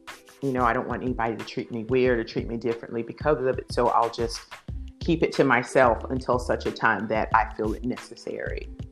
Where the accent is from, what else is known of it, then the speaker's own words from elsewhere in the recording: Deep South, United States; Now, keep in mind, I'm from the Deep South. I come from a very, very staunch Christian background.